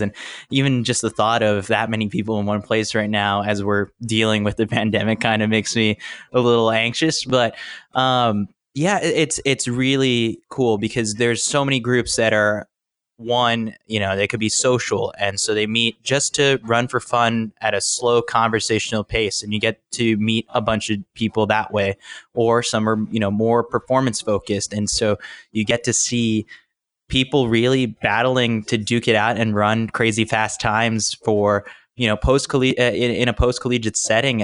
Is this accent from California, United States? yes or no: no; New York City, New York, United States; I was born and raised in New York City, so I love the city